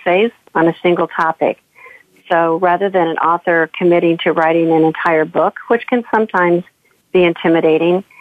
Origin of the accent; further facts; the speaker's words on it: St. Louis, Missouri, United States; As someone in my 60s who has grown up and lived and worked and had a career and now have a business of my own in the Midwest, or in St. Louis